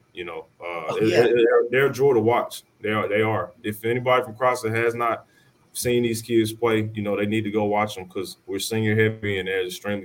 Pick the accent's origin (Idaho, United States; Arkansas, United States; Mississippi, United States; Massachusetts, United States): Arkansas, United States; I'm back home in my hometown